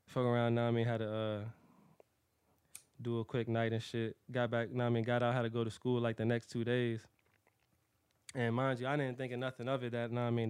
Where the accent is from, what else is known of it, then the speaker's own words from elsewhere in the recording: Hampton, Virginia, United States; I'm born and raised in Hampton, VA